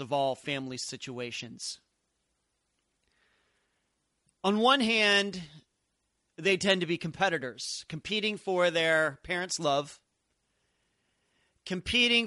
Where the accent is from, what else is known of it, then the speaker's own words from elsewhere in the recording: Leechburg, Pennsylvania, United States; growing up in Leechburg, Pennsylvania